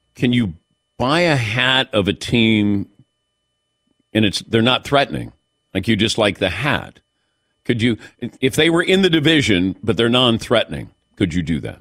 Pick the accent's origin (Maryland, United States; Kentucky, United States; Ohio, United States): Ohio, United States; Cincinnati; growing up in Cincinnati